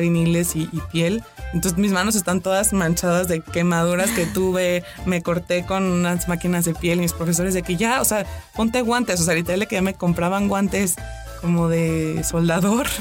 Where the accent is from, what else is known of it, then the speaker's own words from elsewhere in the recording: Mexico; nosotros mismos como mexicanos